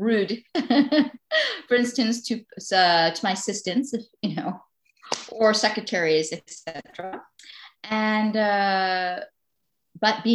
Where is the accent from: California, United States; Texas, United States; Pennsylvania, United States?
California, United States; Beverly Hills; moved away as an adult; also born or lived in Aix-en-Provence; now in France; I'm American, originally from Beverly Hills